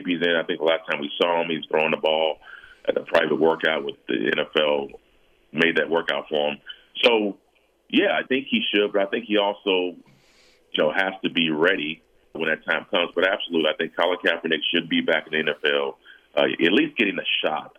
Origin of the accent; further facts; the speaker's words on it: San Diego, California, United States; moved away as an adult; also born or lived in Denver; now in Los Angeles, United States; my hometown of San Diego